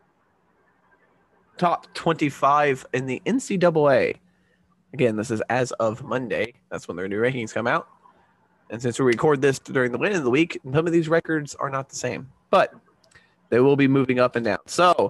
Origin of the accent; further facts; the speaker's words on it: Indiana, United States; We are from Indiana